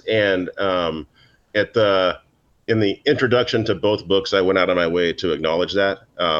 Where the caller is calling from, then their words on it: Manhattan, New York, United States; I am logging in from my apartment in Manhattan on the Upper East Side